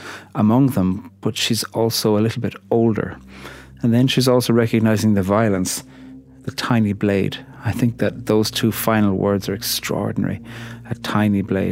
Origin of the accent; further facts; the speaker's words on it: Ireland; I'm a poet from Ireland